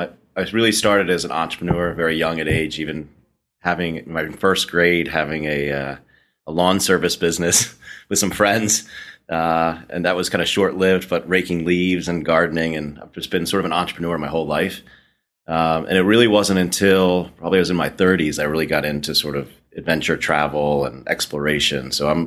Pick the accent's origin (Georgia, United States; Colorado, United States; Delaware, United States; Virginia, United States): Delaware, United States; Wilmington; I grew up in Wilmington, Delaware. We didn't really have any mountains.